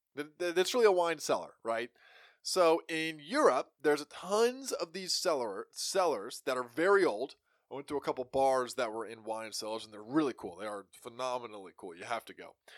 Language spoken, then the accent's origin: English; United States; we as American people